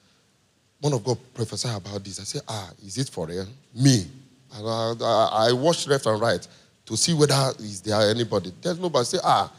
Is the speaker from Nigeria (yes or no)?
yes; Nigeria; I'm a Nigerian